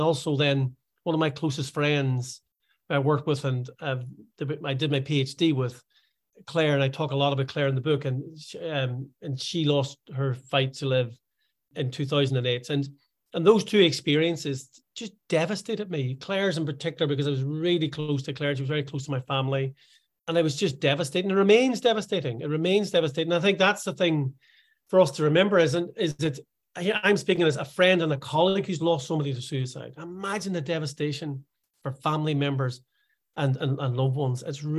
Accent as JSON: {"language": "English", "country": "Ireland", "lives_now": "Scotland, United Kingdom", "said": "because although I live in Scotland, I am Irish."}